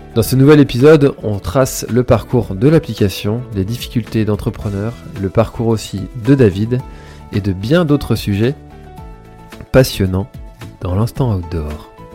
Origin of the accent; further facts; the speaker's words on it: Breton, Brittany, France; quand on est breton